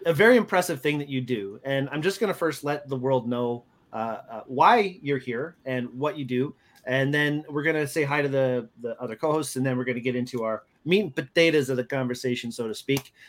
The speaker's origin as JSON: {"language": "English", "country": "Canada", "also_born_or_lived": "United States", "moved": "yes", "said": "as a Canadian, uh, I'm very proud of. I've lived in the States for a long time"}